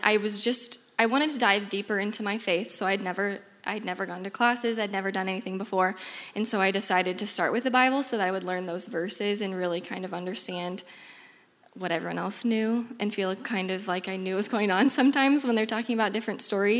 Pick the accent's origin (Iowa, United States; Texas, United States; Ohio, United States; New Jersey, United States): Iowa, United States; Des Moines; I'm from Des Moines, born and raised